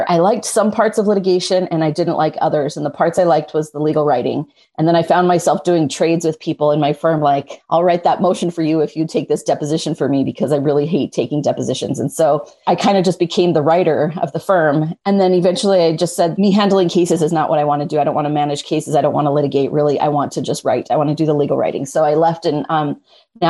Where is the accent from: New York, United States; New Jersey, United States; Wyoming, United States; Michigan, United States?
Wyoming, United States; moved away as an adult; now in Southern California, United States; I grew up in Wyoming. I grew up in a small town